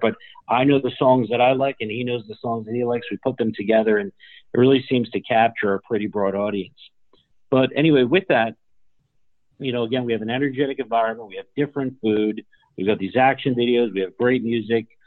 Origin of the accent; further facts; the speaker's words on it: Newark, New Jersey, United States; I grew up in Newark, New Jersey